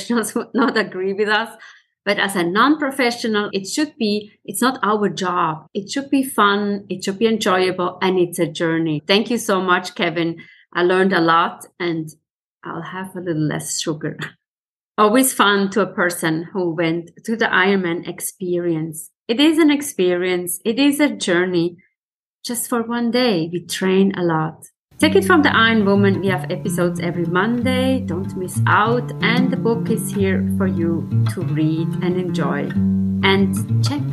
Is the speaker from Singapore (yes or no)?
no; Switzerland; I come from Switzerland where we eat, we live on chocolate